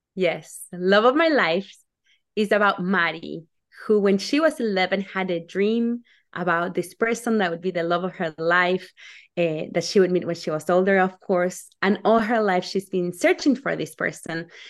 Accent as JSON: {"language": "English", "country": "Argentina", "moved": "as an adult", "lives_now": "United States", "said": "I'm from Argentina, and my family comes from all over the world."}